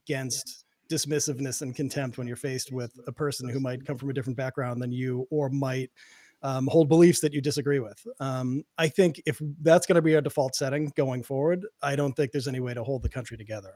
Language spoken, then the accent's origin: English; Boston, Massachusetts, United States; I grew up in Boston. I grew up in a, in an Irish and Italian neighborhood